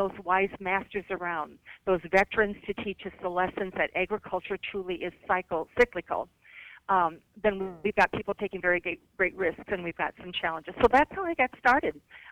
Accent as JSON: {"language": "English", "region": "Iowa", "country": "United States", "tie": "born or raised there", "said": "my home state"}